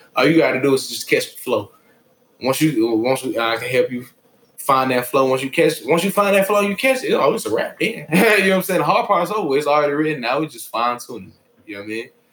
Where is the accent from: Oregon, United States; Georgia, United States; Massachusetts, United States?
Georgia, United States; Atlanta; also born or lived in Beijing, China; I'm from Atlanta, Georgia